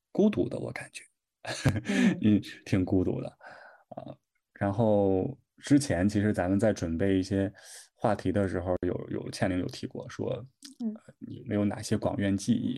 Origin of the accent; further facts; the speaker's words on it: Shandong, China; accent: Shandong dialect; 我在家真是天天说我们山东话